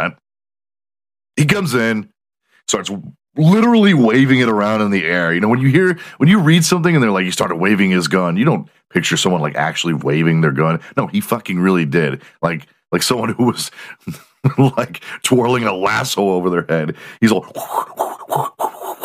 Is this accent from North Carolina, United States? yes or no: no; Houston, Texas, United States; Houston, my hometown